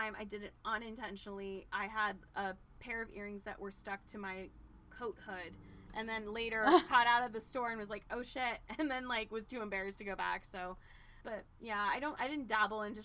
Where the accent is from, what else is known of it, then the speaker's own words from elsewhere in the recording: Mid-Atlantic, United States; I grew up in the Mid-Atlantic area